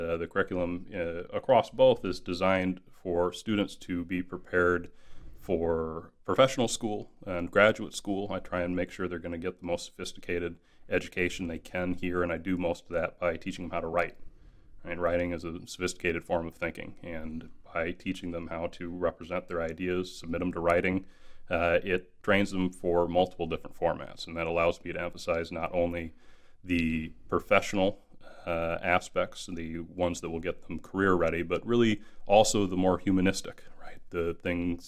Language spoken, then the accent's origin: English; Kalamazoo, Michigan, United States; moved away as an adult; also born or lived in Louisiana; I am originally from Michigan, West Michigan, Kalamazoo to be precise.